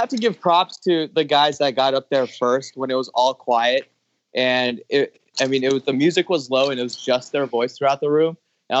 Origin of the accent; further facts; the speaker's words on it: Southern California, United States; also born or lived in Granada Hills; born and raised in Southern California.